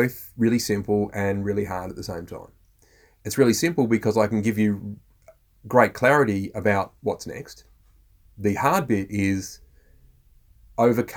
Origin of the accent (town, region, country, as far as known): Australia